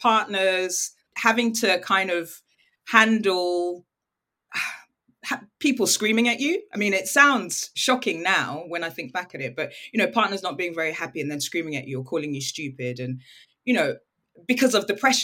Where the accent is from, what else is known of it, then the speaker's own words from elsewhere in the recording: United Kingdom; also born or lived in Nigeria; I'm British and I'm Nigerian